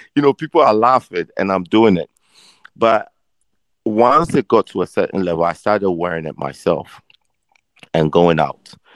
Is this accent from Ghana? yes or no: yes; Ghana; moved away as an adult; also born or lived in London / Philadelphia; now in United States; so I was born in London. Um, I was raised in Ghana, and I was bred in Philadelphia when I came to college.